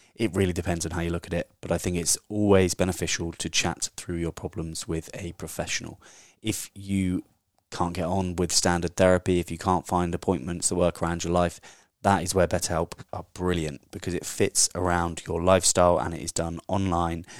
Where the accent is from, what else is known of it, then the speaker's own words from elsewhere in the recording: England, United Kingdom; I'm the English version of them